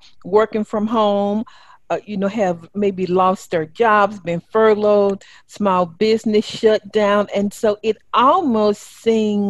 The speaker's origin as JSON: {"language": "English", "region": "the South", "country": "United States", "accent": "Southern", "said": "my Southern accent"}